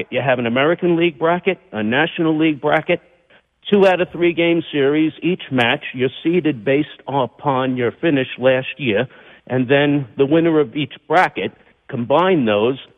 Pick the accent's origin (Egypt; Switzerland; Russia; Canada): Egypt; now in United States; I am uh, born and raised in Egypt